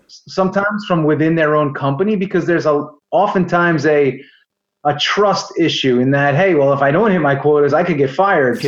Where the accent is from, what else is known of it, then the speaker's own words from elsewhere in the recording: New York area, United States; moved away as an adult; also born or lived in Florida; I'm from the New York area as you may be able to tell from my accent.